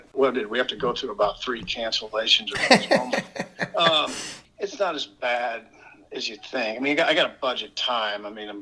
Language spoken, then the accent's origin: English; Columbus, Nebraska, United States; I was a kind of a weird little kid in Columbus